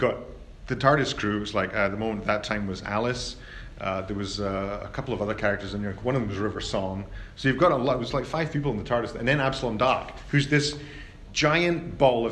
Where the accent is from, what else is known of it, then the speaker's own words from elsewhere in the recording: United Kingdom; I'm British